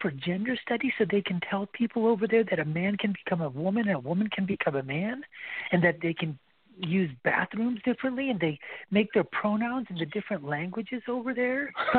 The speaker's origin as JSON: {"language": "English", "country": "United States", "tie": "born or raised there", "said": "I'm an American here, you know, born and bred in this country."}